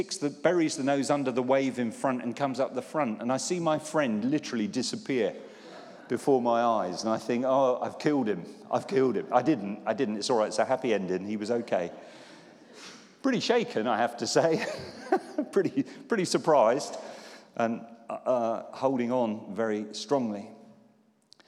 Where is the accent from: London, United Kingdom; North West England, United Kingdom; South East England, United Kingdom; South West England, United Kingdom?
South West England, United Kingdom; Poole; When I was a teenager, I was brought up in Poole in Dorset